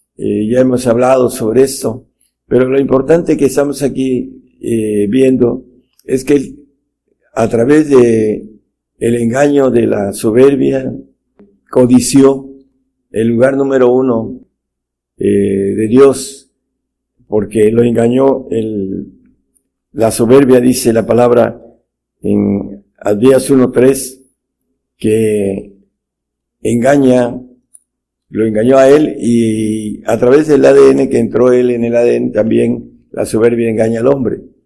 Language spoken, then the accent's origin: Spanish; Mexico; en nuestro país, México